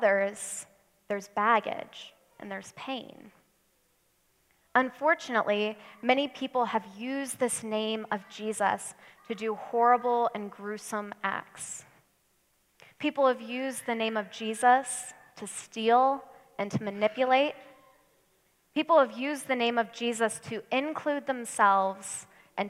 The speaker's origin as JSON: {"language": "English", "country": "United States", "said": "us Americans"}